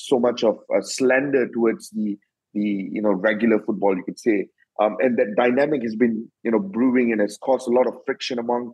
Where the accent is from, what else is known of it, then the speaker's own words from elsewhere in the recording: Malaysia; as the Malaysian